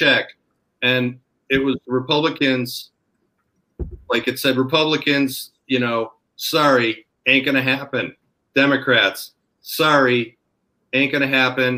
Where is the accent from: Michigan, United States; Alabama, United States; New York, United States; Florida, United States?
New York, United States; Buffalo; When I was a kid, I grew up in New York and I was in gangs